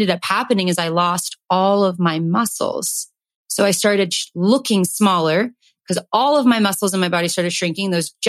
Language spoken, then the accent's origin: English; Calabasas, California, United States; growing up in Calabasas